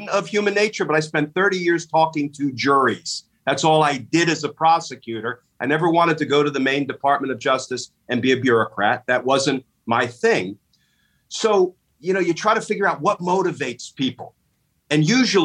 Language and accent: English; New Jersey, United States; I grew up in a fairly conservative household. My pop was a high school football coach in New Jersey.